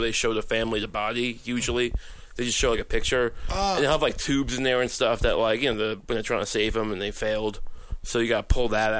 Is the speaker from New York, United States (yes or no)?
yes; Suffolk County, Long Island, New York, United States; I'm from Suffolk County, and it's, you know, Long Island.